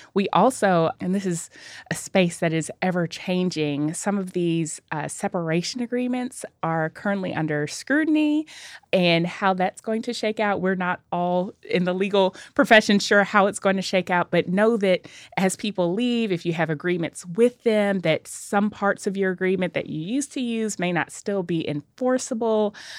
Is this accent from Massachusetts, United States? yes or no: no; Nashville, Tennessee, United States; I am a native Nashvilleian